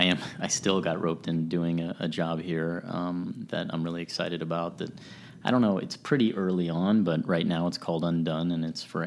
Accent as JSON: {"language": "English", "town": "San Antonio", "region": "Texas", "country": "United States", "tie": "born or raised there", "also_born_or_lived": "Arizona / Columbus, Georgia", "said": "we grew up in San Antonio, Texas, spent a little time in Arizona at Fort Huachuca"}